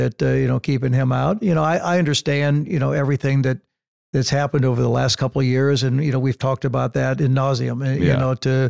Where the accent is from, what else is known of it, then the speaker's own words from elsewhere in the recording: Illinois, United States; also born or lived in California; now in Santa Barbara, United States; Growing up in Illinois, when we had snow like